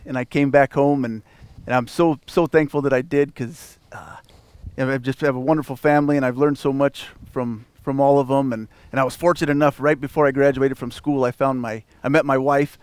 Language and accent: English; Avondale, Colorado, United States; I was born and raised in Avondale, Colorado